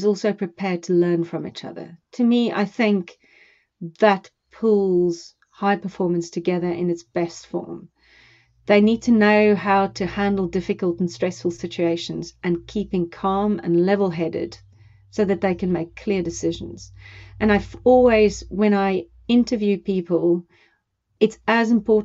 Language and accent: English; South Africa; now in United Kingdom; I come from South Africa